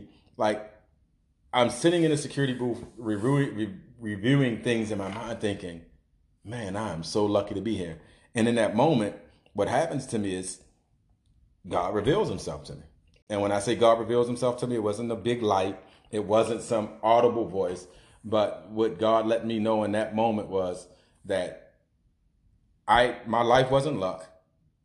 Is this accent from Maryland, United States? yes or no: yes; Baltimore, Maryland, United States; growing up in East Baltimore